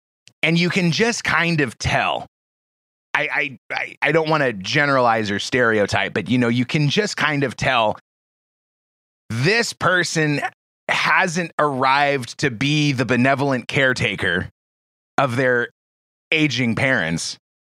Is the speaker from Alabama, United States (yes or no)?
no; Portland, Oregon, United States; I grew up in the Portland area, and it's the same story, you know, all along the coast in the Northwest U.S.